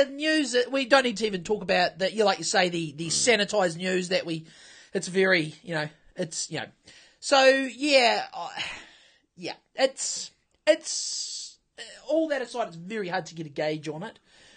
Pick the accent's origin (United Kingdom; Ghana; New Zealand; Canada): New Zealand; as deep as a New Zealander can be.